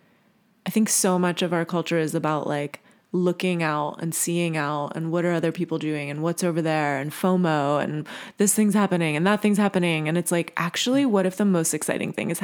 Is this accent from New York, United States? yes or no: no; Virginia, United States; I grew up in Virginia